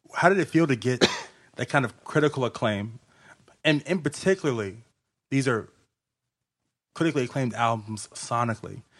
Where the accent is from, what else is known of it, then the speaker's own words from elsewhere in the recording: Richmond, Virginia, United States; I'm from Richmond, Virginia. South Side, all day